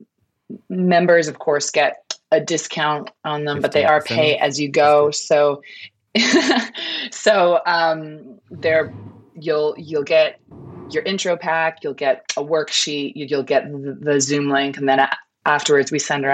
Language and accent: English; Canada; moved away as an adult; I moved here, I'm from Canada. I moved here 16 years ago now.